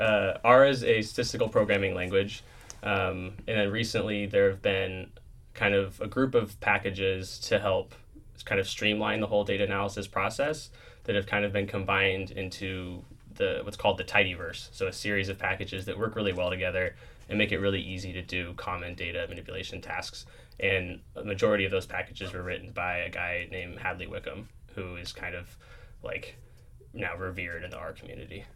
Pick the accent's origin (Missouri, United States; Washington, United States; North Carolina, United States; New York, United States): Washington, United States; outside Seattle; I grew up in outside Seattle, Washington